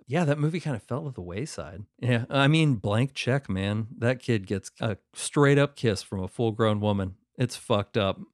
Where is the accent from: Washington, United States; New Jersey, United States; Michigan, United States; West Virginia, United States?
West Virginia, United States; somebody I grew up with in West Virginia